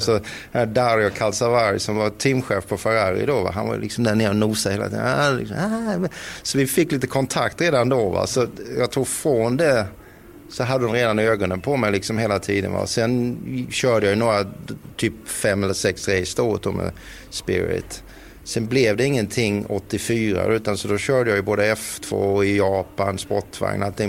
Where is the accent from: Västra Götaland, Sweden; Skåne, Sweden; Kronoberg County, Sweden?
Kronoberg County, Sweden; Växjö; Vi var ju rätt många hemma i Växjö som körde då gokart